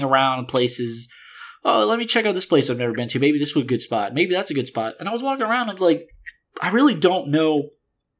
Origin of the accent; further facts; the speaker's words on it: New Orleans, Louisiana, United States; moved away; I'm from New Orleans, so I'm used to that atmosphere